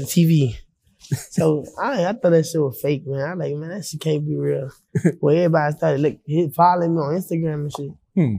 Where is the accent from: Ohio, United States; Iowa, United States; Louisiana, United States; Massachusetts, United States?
Louisiana, United States; Baton Rouge; now in Homer, United States; I'm from Baton Rouge, Louisiana.